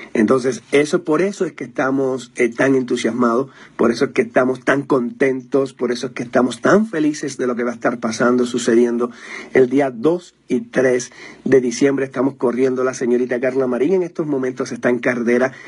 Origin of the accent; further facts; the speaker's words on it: Cuba; moved away as an adult; now in Mexico; yo soy cubano